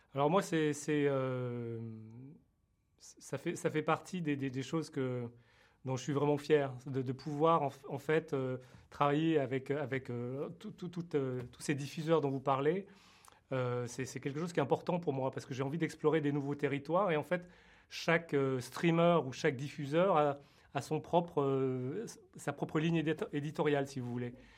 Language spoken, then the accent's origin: French; France; je suis né en France d'origine vietnamienne